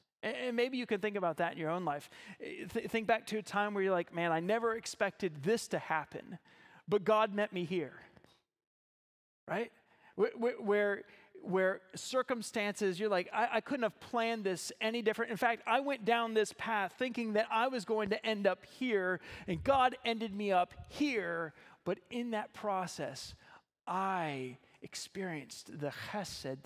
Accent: Ohio, United States; moved away as an adult; now in Zeeland, Michigan, United States; I'm originally from Ohio

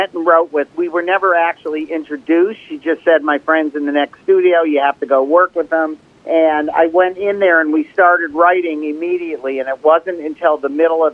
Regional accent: Detroit, Michigan, United States; I grew up in Detroit when Motown was coming up

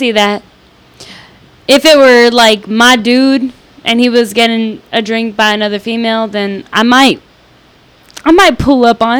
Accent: Los Angeles, California, United States; I'm from East LA.

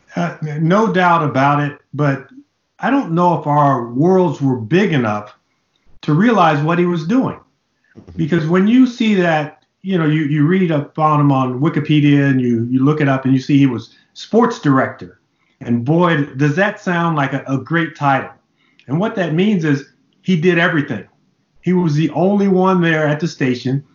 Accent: Los Angeles, California, United States; growing up in Los Angeles in the late 60s and early 70s

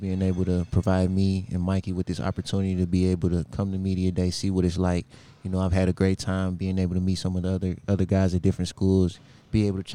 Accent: St. Louis, Missouri, United States; moved away; I'm a hometown St. Louis guy

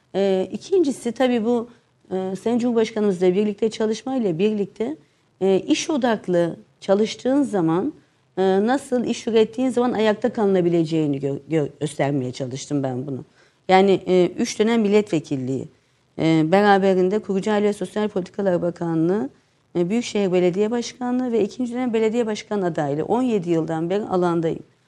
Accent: Gaziantep, Turkey; also born or lived in Istanbul; Antep evi. Antep evini girdiğiniz o taş zaman eski evet, e, içinde ninenin ve dedenin altta oturduğu, her bir e, oğlanın bir odasını paylaştığı, altta mutfağın olduğu, e, kuş evinin bile düşünüldüğü hayat dediğimiz bahçesi olan bir evde doğdum.

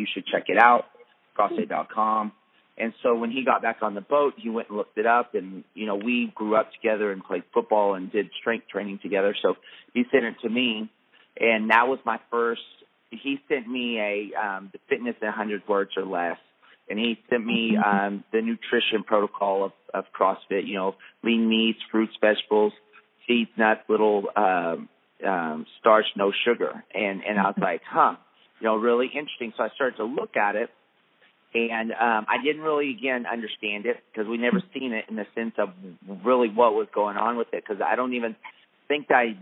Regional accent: Lubbock, Texas, United States; grew up in West Texas, up in Lubbock

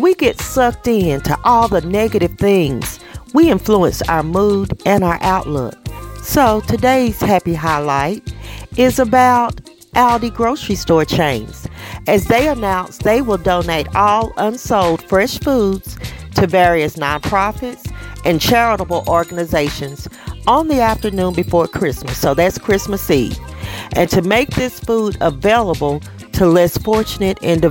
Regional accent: the South, United States; I'm from the South. I'm in the South now

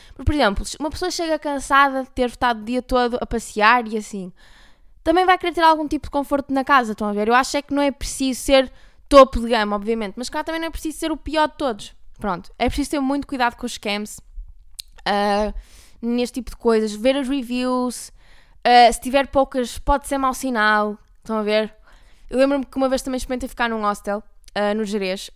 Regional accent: Porto, Norte, Portugal; accent: Porto accent; moved away; sempre que venho ao Porto parece que recarrego o meu sotaque sem querer

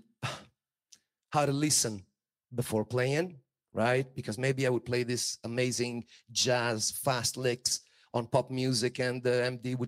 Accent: Italy; I was born in Italy

